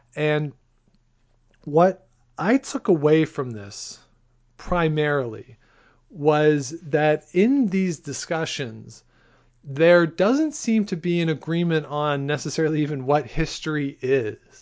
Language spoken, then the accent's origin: English; Ontario, Canada; I'm from Ontario